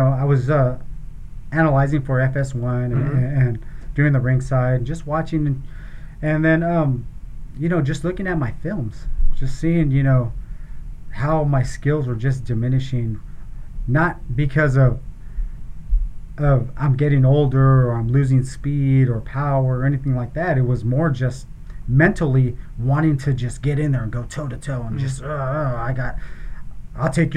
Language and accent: English; Gilroy, California, United States; I was born and raised in Gilroy